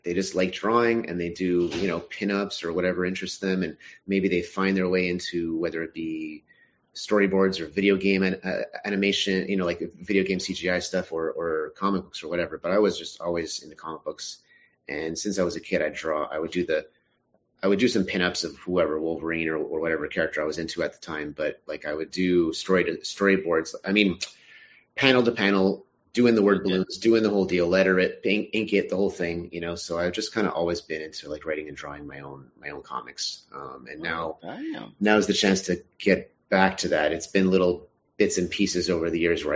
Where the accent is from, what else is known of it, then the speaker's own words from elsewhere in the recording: Montreal, Quebec, Canada; born and raised in Montreal. I still live here